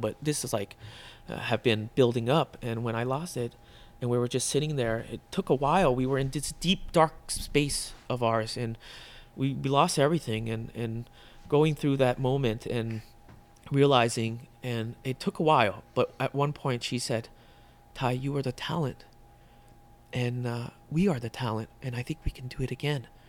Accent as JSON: {"language": "English", "town": "Burke", "region": "Virginia", "country": "United States", "tie": "born or raised there", "also_born_or_lived": "Vietnam", "moved": "as an adult", "lives_now": "Chicago, United States", "said": "that's where I grew up in Northern Virginia, Burke, Virginia, and I went to high school"}